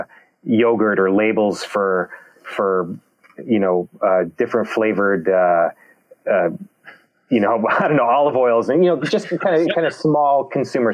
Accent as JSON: {"language": "English", "country": "Canada"}